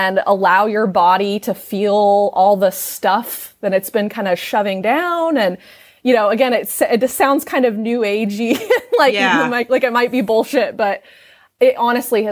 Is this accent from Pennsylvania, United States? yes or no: no; Southern Illinois, United States; I grew up in Southern Illinois where it's very conservative